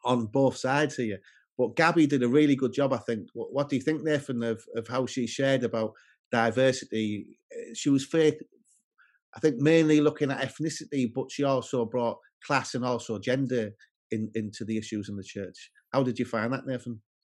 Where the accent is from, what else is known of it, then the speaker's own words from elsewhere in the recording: the north of England, United Kingdom; a white working class man from the north of England